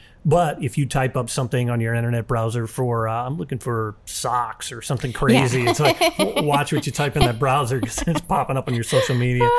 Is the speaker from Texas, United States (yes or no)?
no; St. Louis, Missouri, United States; I grew up in St. Louis